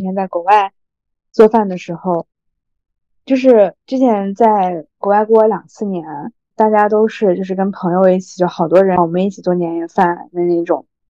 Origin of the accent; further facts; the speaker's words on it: Xi'an, Shaanxi, China; 不是说我是西安人，我才这么说